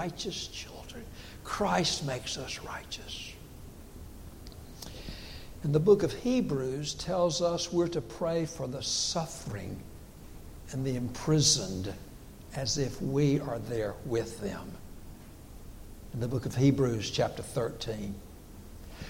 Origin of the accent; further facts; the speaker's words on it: Dillon County, South Carolina, United States; I grew up here in Dillon County.